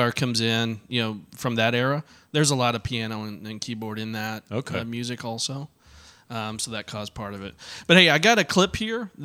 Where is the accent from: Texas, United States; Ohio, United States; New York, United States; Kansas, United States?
Texas, United States; Arlington; I grew up in Arlington. Went to Arlington High School.